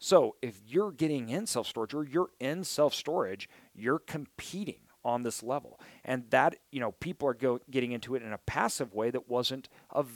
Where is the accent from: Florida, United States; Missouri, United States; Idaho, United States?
Idaho, United States; I'm from Idaho